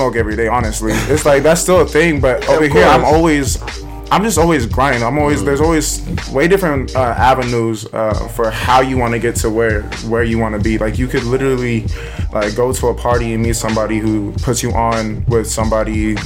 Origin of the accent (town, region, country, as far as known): Fremont, California, United States; born or raised there; also born or lived in Houston, Texas